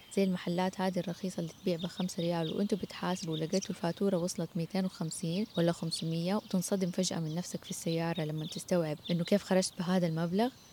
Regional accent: Saudi Arabia; عندنا في السعودية

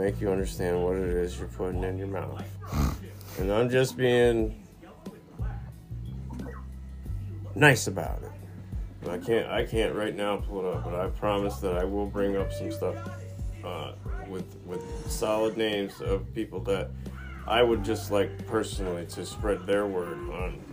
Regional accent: United States; our land, like my land, America

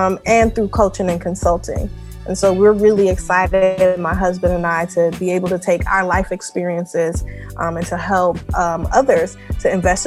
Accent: New York City, New York, United States; I'm originally from Far Rockaway, Queens, New York.

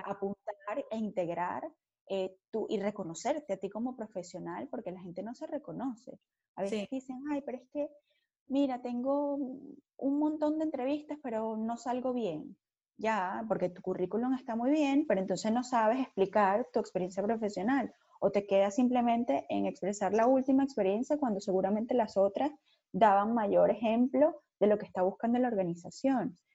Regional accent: Margarita Island, Nueva Esparta, Venezuela; moved away as an adult; Yo soy venezolana, pero primero que venezolana, súper margariteña.

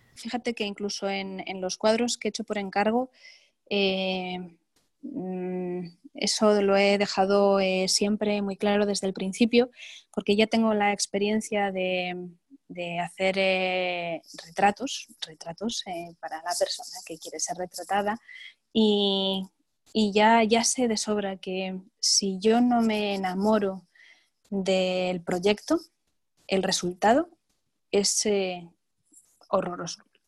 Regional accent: Spain; also born or lived in New York; siendo un pintor español

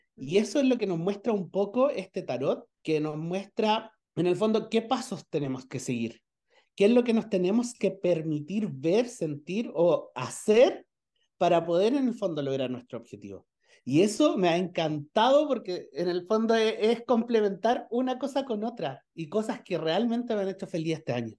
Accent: Chile; soy chileno, vivo en una ciudad que se llama Pichilemu

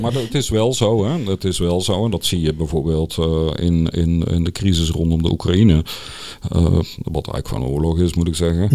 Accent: Netherlands; als Nederlander

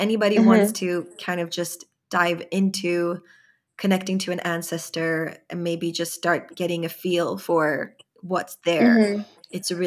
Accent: Sweden; growing up in Sweden, I didn't really feel like I belonged

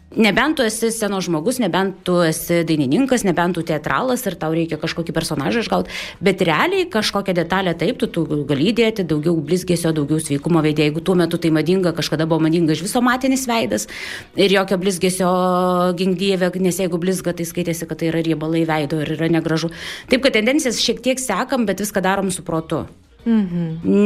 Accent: Alytus, Alytus County, Lithuania; Aš esu alytiškė e, nuo pat gimimo iki pat dabar. Visą laiką žinau, iš kur aš esu kilusi, kas aš esu.

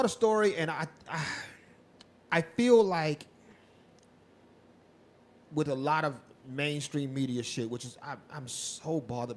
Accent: San Antonio, Texas, United States; I wasn't born here, but I always say you're from where you went to high school

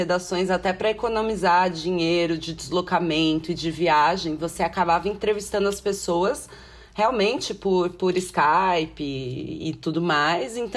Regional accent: São Paulo, Brazil; also born or lived in Cabo Frio / Ilhabela / São Sebastião / Alphaville; Então, porque eu sou daqui, acho que é importante contextualizar isso também. Eu, eu sou nascida em São Paulo, mas eu morei em um monte de lugar.

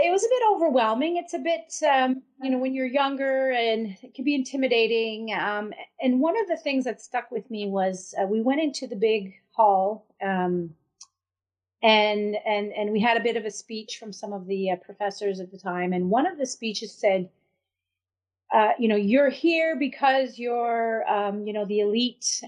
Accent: a reserve in the Madawaska community, New Brunswick, Canada; also born or lived in Boston, Massachusetts, United States; I was born in Boston, Massachusetts, and um, but my grandfather fell ill, so they uh, my des- my dad decided to move back with uh, with the whole family. So, and I was three years old at the time. So we moved back in 1971, and uh, I grew up on a reserve

